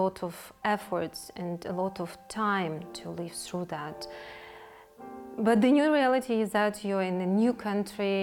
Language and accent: English; Kyiv, Ukraine; moved away as an adult; now in Slovakia; I'm from Ukraine. I lived in Kyiv before arriving in Slovakia